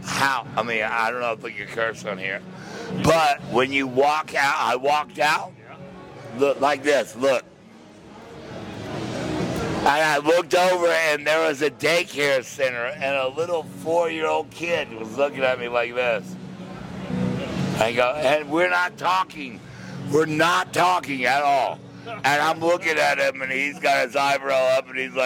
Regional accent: San Antonio, Texas, United States; also born or lived in Bryan, Texas; now in Key West, United States; I was born in San Antonio, Texas

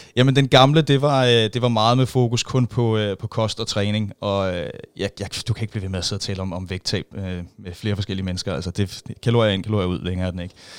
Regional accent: Roskilde, Zealand, Denmark; jeg er født og opvokset i Roskilde

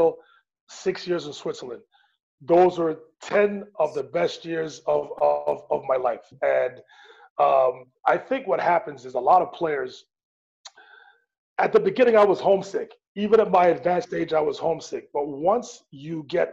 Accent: Montreal, Quebec, Canada; my hometown of Montreal

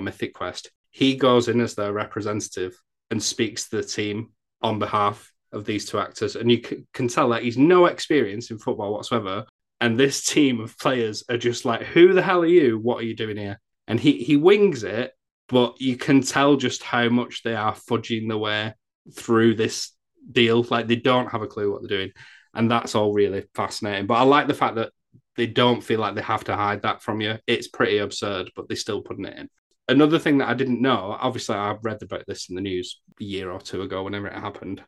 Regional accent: England, United Kingdom; I'm English

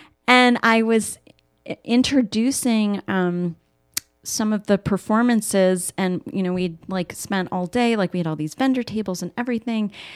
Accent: Oak Park, Illinois, United States; I grew up in Chicago, in the Chicago area, in Oak Park

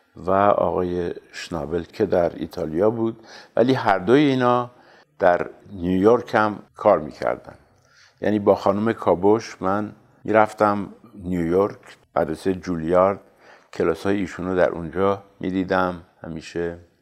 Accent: Tehran, Tehran Province, Iran; در سال 1320 مطابق 1941 میلادی در تهران متولد شدم

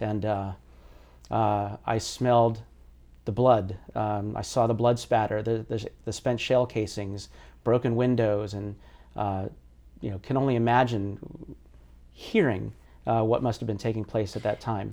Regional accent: United States; that experience as a Filipino American in a really largely homogenous, uh, neighborhood

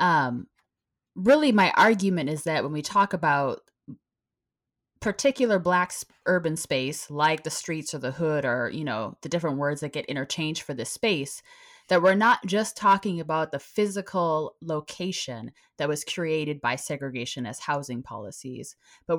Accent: Minneapolis, Minnesota, United States; moved away; I grew up in the Minneapolis area

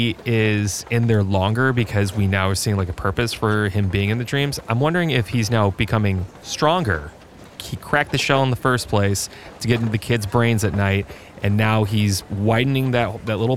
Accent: United States; we're all coming from the United States of America

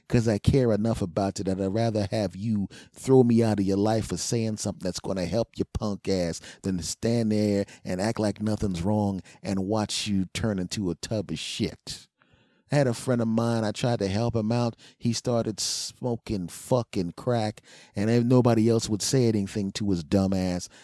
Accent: Philadelphia, Pennsylvania, United States; moved away; my hometown team, the Philadelphia Eagles, back in Philadelphia

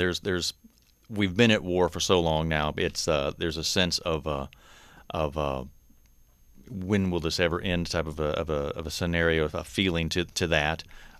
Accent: North Carolina, United States; accent: Southern; I'm uniquely from North Carolina, so you may sense hear a little bit of a Southern accent in me every once in a while.

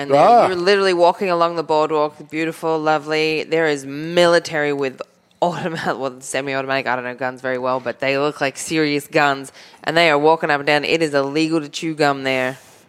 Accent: Australia; as an Aussie

